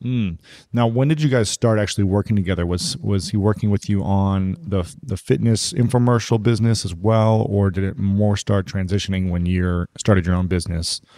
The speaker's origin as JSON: {"language": "English", "region": "Ohio", "country": "United States", "said": "I'm from Ohio"}